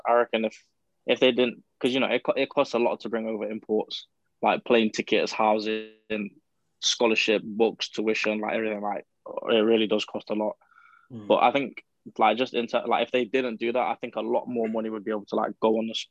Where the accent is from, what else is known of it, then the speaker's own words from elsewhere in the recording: United Kingdom; moved away as an adult; also born or lived in United States; I'm British